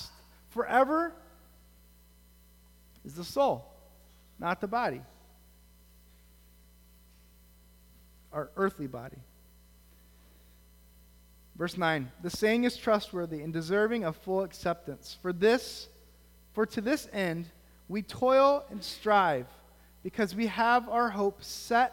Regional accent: United States; as American Christians

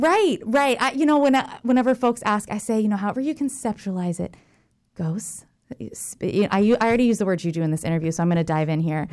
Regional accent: Jacksonville, Florida, United States; I'm from Jacksonville, Florida.

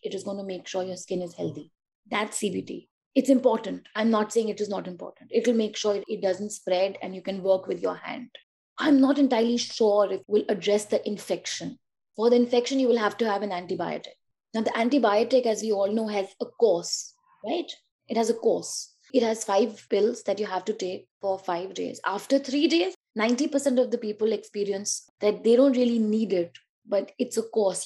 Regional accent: Delhi, India; also born or lived in Uttar Pradesh; I come from Delhi and like UP, but let's see, basically Delhi.

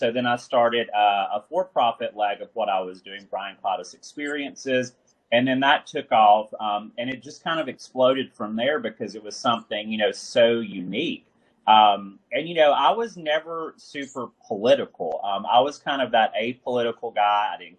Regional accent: Alabama, United States; moved away as an adult; also born or lived in Massachusetts / New York / Georgia; now in Florida, United States; I was born in Alabama, like in the country. You know, growing up in the sticks of Alabama, I always wanted to get out. But it's funny, now my paths have brought me back to more rural communities.

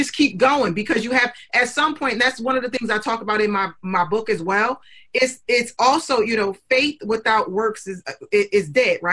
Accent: Newark, New Jersey, United States; I came from Newark, New Jersey, and there weren't a lot of mentors in my community

